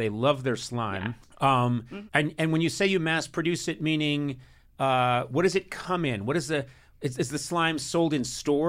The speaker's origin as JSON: {"language": "English", "town": "Boston", "region": "Massachusetts", "country": "United States", "tie": "born or raised there", "moved": "yes", "said": "I grew up in Boston."}